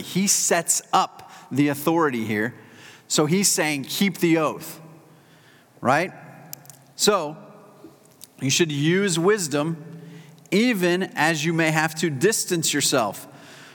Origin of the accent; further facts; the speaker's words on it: South Carolina, United States; I'm a South Carolinian